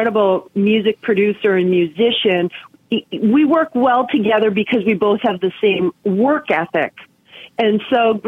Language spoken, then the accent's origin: English; Canada; now in United States